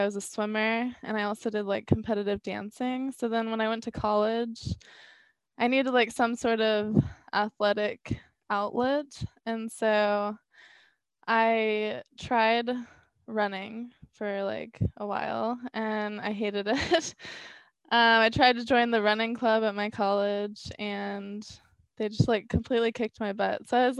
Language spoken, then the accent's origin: English; South Carolina, United States; I was, yeah.